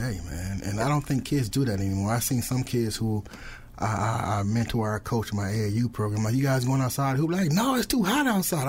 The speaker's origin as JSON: {"language": "English", "town": "Peoria", "region": "Illinois", "country": "United States", "tie": "born or raised there", "said": "growing up on the South End in Peoria, the pressure was being poor"}